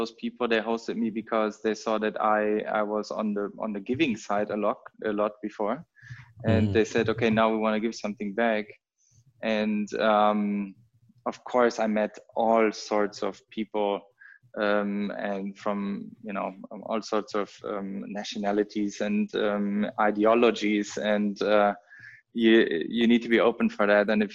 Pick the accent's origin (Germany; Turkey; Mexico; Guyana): Germany; North Rhine-Westphalia; English is a second language; now in Berlin, Germany; I'm born and raised in Germany, actually very close to the Dutch border, in North Rhine-Westphalia, very small town.